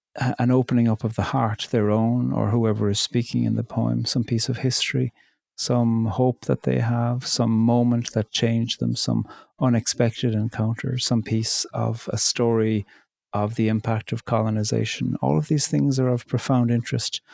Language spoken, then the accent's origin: English; County Cork, Munster, Ireland; moved away as an adult; also born or lived in border between County Fermanagh and Donegal; now in Northern Ireland/Donegal border, Ireland; I'm Irish. I'm from County Cork, and I live in the north on the border between County Fermanagh and Donegal in Ireland